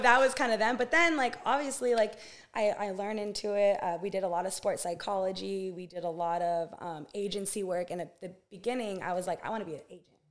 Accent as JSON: {"language": "English", "town": "Santa Barbara", "region": "California", "country": "United States", "tie": "born or raised there", "said": "born and raised in Santa Barbara, California."}